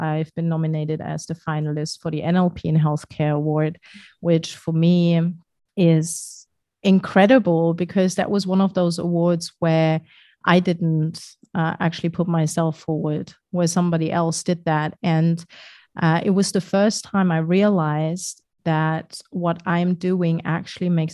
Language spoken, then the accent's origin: English; Germany; moved away as an adult; I'm German, very badly so, because my German isn't very great.